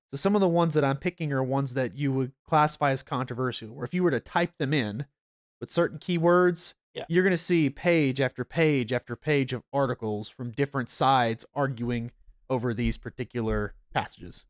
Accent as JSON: {"language": "English", "region": "North Georgia", "country": "United States", "said": "I am a Gentile and I'm from North Georgia"}